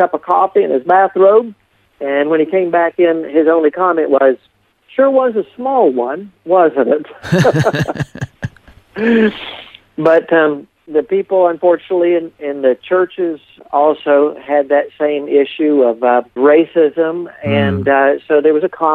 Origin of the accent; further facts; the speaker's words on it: Appalachia, United States; also born or lived in Deep South; when I grew up in this area